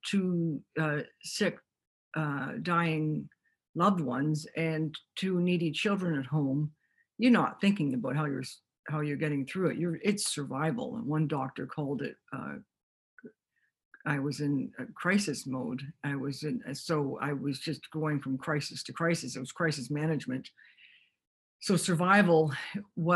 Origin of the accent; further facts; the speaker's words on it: Toronto, Ontario, Canada; moved away as an adult; now in Vancouver, Canada; I grew up in Toronto